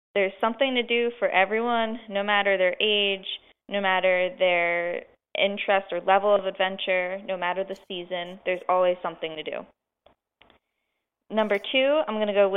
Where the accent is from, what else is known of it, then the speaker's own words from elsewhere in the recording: Pocono Mountains, Pennsylvania, United States; I grew up in the Pocono Mountains, still live in the area